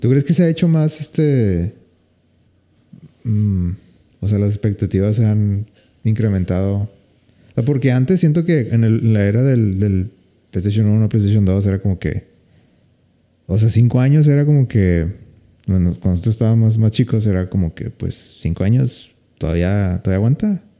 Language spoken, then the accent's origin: Spanish; Mexico; como buen mexicano